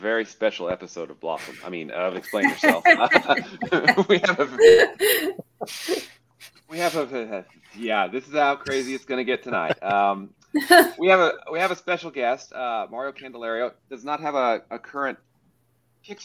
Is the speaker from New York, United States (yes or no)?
no; Arkansas, United States; I'm from Arkansas